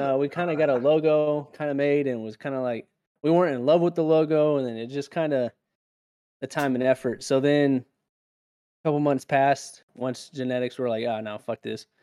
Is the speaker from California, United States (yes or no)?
yes; California, United States; now in South Carolina, United States; growing up in California